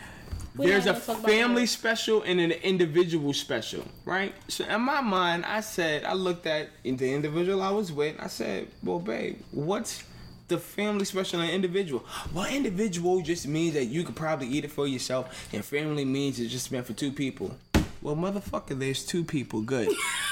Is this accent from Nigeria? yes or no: no; New York, United States; now in Connecticut, United States; When I came from New York and I went to Connecticut, I was like, oh, I'm in Connecticut.